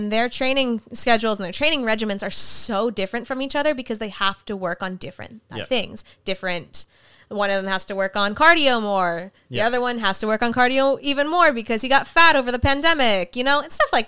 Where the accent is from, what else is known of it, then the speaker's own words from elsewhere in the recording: Mexico; Damn, we're Mexican. We always have a trampoline.